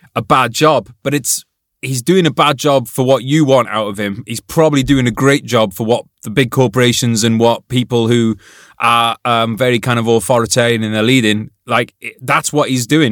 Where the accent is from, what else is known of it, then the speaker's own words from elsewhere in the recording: United Kingdom; as a British person